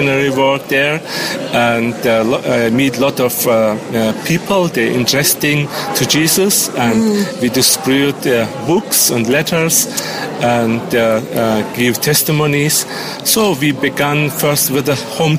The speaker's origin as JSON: {"language": "English", "area": "near Ephesus", "region": "İzmir", "country": "Turkey", "tie": "born or raised there", "also_born_or_lived": "Germany", "second_language": "English", "moved": "as an adult", "said": "I born near Ephesus"}